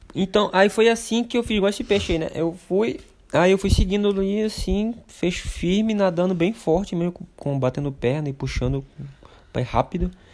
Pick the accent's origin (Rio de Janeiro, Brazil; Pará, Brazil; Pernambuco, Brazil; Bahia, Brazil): Pará, Brazil; Oriximiná; moved away; Eu nasci numa cidade em Oriximiná, que fica oeste do Pará